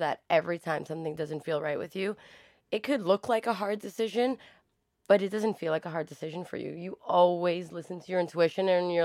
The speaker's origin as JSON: {"language": "English", "town": "New York City", "region": "New York", "country": "United States", "tie": "born or raised there", "said": "born and raised in Harlem"}